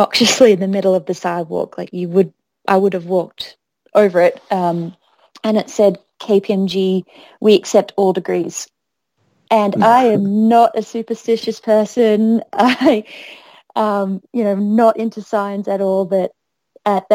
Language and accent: English; Sydney, New South Wales, Australia; moved away as an adult; also born or lived in Boulder, Colorado, United States; now in Chicago, United States; I was born in Sydney, but I've been in Chicago for about 7 years